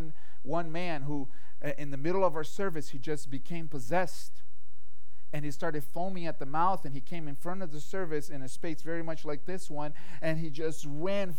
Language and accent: English; Brazil; moved away; growing up in Brazil, my family had a lot of exposure to spirituality.